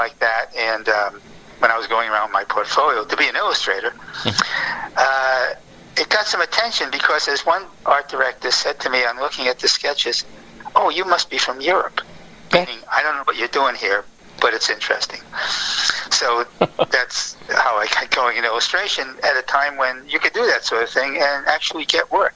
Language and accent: English; Providence, Rhode Island, United States; moved away as an adult; also born or lived in New York; I was a townie. I came from Providence.